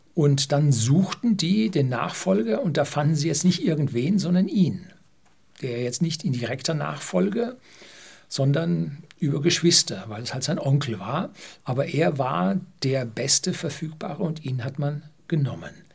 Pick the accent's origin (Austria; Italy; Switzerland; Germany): Germany; bei uns in Deutschland